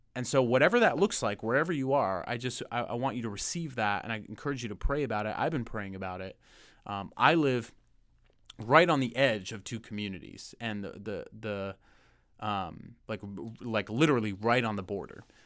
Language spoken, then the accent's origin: English; Lake Arrowhead, California, United States; moved away; Lake Arrowhead, my hometown, my old stomping grounds